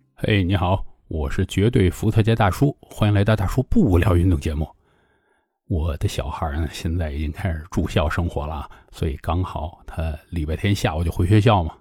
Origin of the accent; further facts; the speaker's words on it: China; 我们中国人